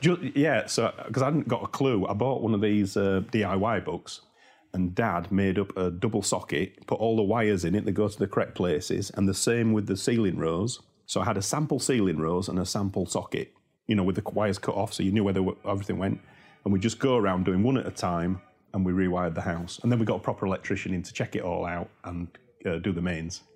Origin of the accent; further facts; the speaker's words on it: Yorkshire and the Humber, United Kingdom; accent: Yorkshire; I'm from Yorkshire